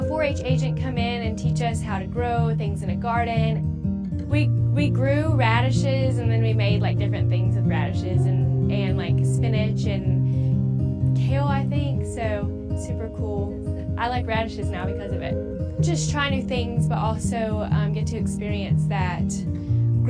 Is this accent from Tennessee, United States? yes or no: no; Dallas, North Carolina, United States; also born or lived in Boone, North Carolina; now in Durham, United States; I am from Dallas, North Carolina. It's in Gaston County, kind of close to Charlotte